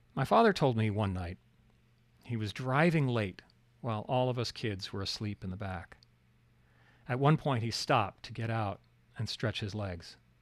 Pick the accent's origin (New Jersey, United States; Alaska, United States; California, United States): Alaska, United States; growing up in Alaska